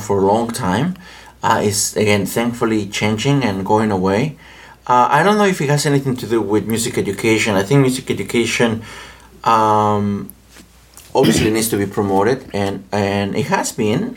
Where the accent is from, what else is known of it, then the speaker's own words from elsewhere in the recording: Mexico; English is a second language; moved away as an adult; also born or lived in Winchester, Virginia; now in United States; I am from Mexico